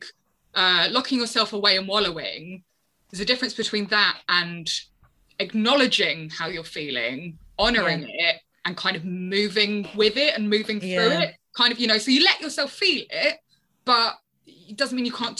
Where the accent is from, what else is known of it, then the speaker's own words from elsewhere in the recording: London, United Kingdom; moved away as an adult; now in Brighton, United Kingdom; I'm from London. I moved to Brighton about 4.5 years ago.